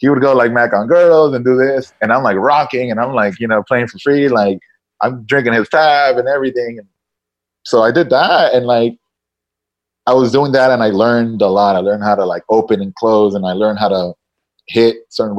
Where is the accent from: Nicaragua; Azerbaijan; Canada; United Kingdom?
Nicaragua; moved away as an adult; also born or lived in San Antonio, United States; now in Miami, United States; I grew up in Nicaragua. I went to high school in Nicaragua.